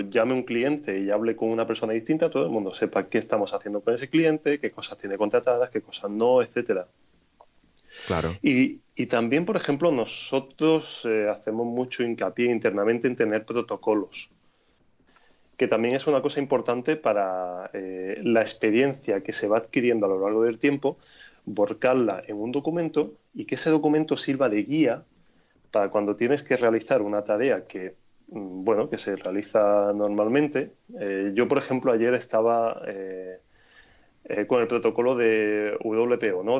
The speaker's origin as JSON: {"language": "Spanish", "town": "Granada", "region": "Andalusia", "country": "Spain", "tie": "born or raised there", "also_born_or_lived": "Berlin", "said": "en Granada, que es mi ciudad natal"}